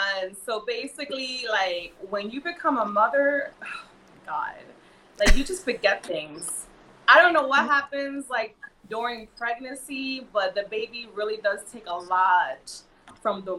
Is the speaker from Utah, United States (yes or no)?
no; New York City, New York, United States; I'm from New York, so, you know, from Brooklyn